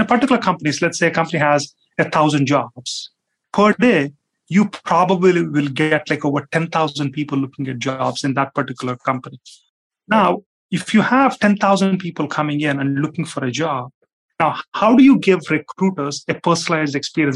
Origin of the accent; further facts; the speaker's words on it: India; moved away; as a kid, like I grew up in India